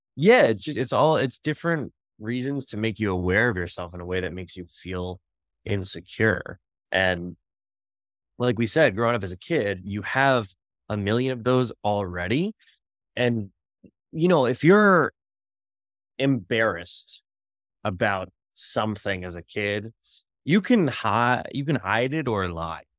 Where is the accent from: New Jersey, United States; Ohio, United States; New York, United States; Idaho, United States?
New Jersey, United States; Bergen County; when I was six years old, growing up in Bergen County, New Jersey